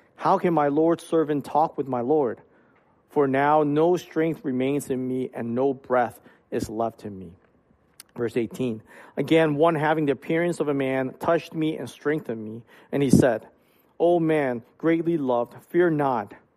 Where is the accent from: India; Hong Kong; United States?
Hong Kong; moved away; when I was young, I grew up in Hong Kong.